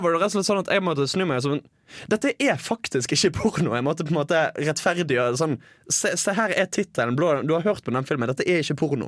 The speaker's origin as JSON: {"language": "Norwegian", "town": "Bergen", "region": "Vestland", "country": "Norway", "said": "jeg går på et utested eh, hjemme i Bergen. Dette er året jeg er på folkehøyskole, så eh, jeg er hjemme i høstferien"}